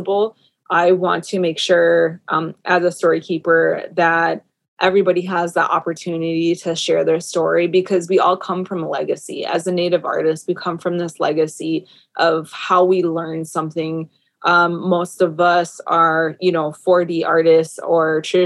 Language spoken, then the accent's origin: English; Minnesota, United States; born and raised in Minnesota